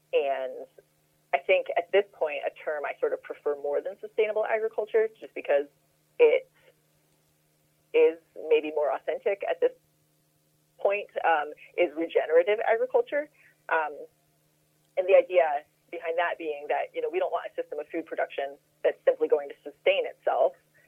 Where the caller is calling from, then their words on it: Frankfort, Kentucky, United States; I'm calling you from just outside Frankfort, Kentucky. Frankfort is the capital city of Kentucky, but it's actually one of the smallest capital cities in the U.S., and I live on a small farm.